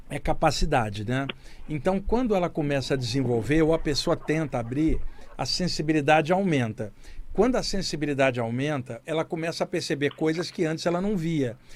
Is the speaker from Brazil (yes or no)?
yes; Duque de Caxias, Rio de Janeiro, Brazil; moved away; cresci em Duque de Caxias, de, de cara. Aqui? A minha área aí, o Gramacho